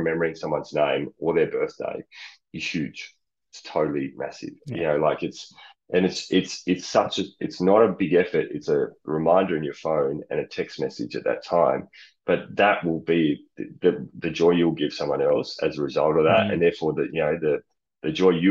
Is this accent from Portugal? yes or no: no; Australia; also born or lived in United Kingdom; being an Australian